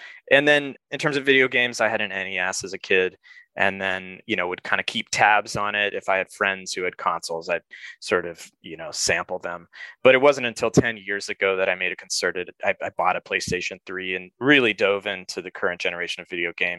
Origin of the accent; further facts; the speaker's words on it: Colorado Springs, Colorado, United States; moved away as an adult; now in Chicago, United States; I grew up in Colorado Springs, Colorado, but I've been in the Midwest since 1995 when I left for college. I've lived in Chicago for 20 years.